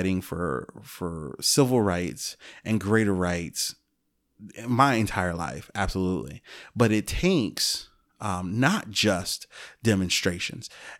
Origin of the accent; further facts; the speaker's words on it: Chicago, Illinois, United States; also born or lived in Alaska / Germany; I grew up on the South Side of Chicago